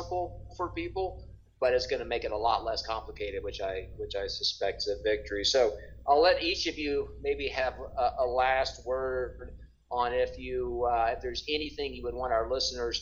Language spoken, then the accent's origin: English; Mississippi, United States; now in Denver, United States; I live in a metro area now. I'm from Mississippi